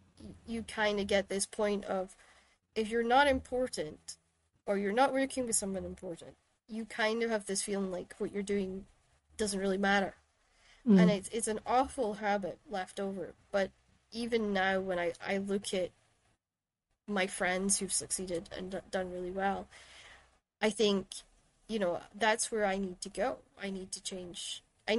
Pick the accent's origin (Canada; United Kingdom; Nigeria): United Kingdom; Shetland, Scotland; But if I say I'm from Shetland, they say, "Oh, is that Ireland or Wales?" They don't quite realize that Scotland goes further